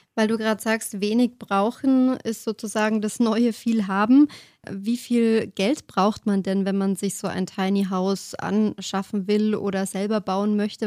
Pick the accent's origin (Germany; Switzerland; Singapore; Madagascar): Germany; bei uns in Deutschland scheint die Sonne sowieso so wenig